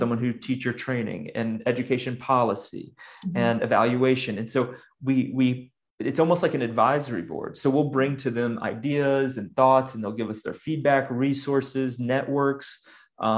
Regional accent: United States; moved away as an adult; also born or lived in Sudan; I left the US almost soon after I finished college. So I realized after I got back that I haven't really lived in my home country as an adult

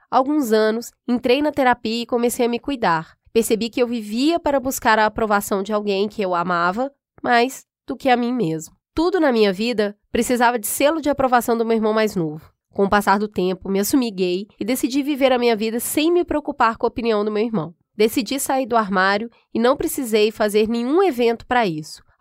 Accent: Minas Gerais, Brazil; moved away as an adult; now in São Paulo, Brazil; Mudei de Minas para São Paulo para fazer faculdade

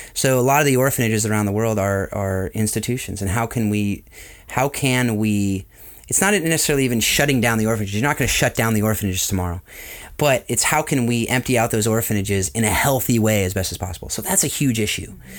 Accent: Southern California, United States; also born or lived in Atlanta; I was born and raised in Southern California

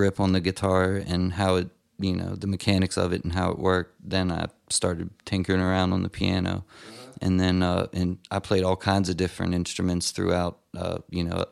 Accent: Funkstown, Maryland, United States; I'm from Funkstown, Maryland.

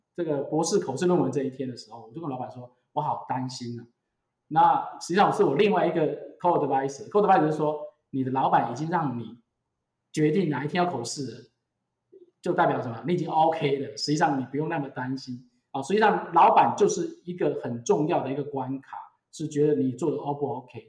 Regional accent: Taiwan; also born or lived in United States; 我回来台湾之后

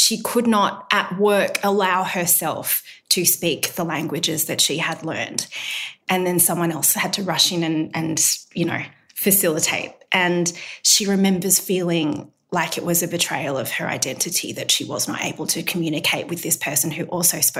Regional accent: Australia; I don't by any means resent growing up in Australia. I love Australia. This is my home

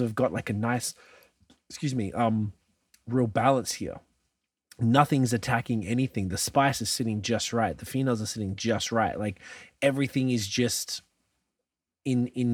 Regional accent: Melbourne, Victoria, Australia; moved away; I'm from Melbourne in Australia

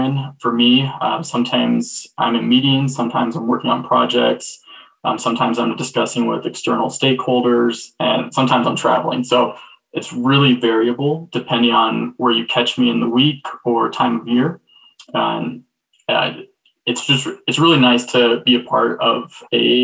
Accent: Colorado, United States; I was born and raised in Colorado

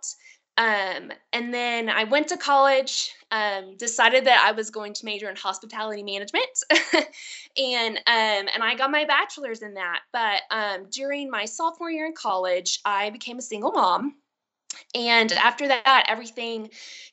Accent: Texas, United States; I was born and raised in Texas. I am a Texas girl

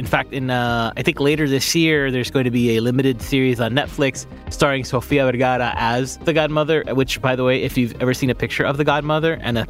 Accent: Miami, Florida, United States; I am born and raised in Miami.

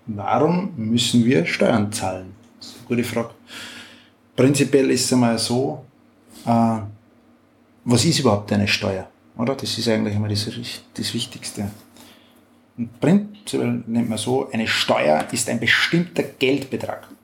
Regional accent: Austria; Bei uns in Österreich

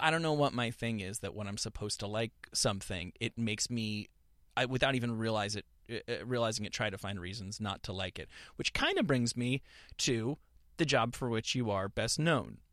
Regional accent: New York, United States; now in Los Angeles, United States; I'm from New York

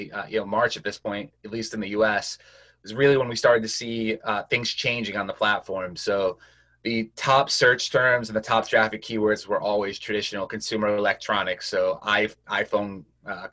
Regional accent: Connecticut, United States; I'm from Connecticut

